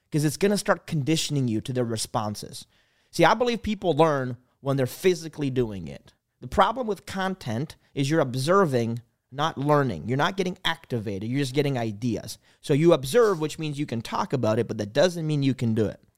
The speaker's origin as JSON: {"language": "English", "country": "Canada", "said": "I'm from Canada"}